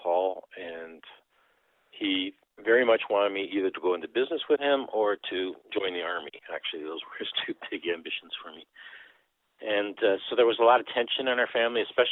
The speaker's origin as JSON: {"language": "English", "country": "Canada", "tie": "born or raised there", "first_language": "Dutch", "second_language": "English", "said": "And I grew up thinking, I'm not a Canadian, I'm Dutch. In fact, English is my second language. I learned Dutch at home"}